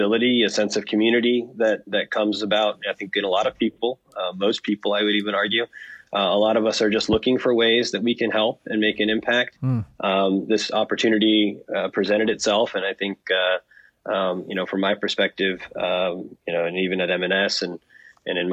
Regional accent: Morgantown, West Virginia, United States; I was born and raised in Morgantown

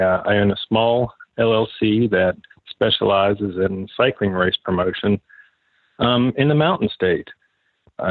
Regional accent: Monongah, West Virginia, United States; moved away as an adult; also born or lived in Richmond, Virginia / Washington, D.C.; I grew up in West Virginia, grew up here in Monongah.

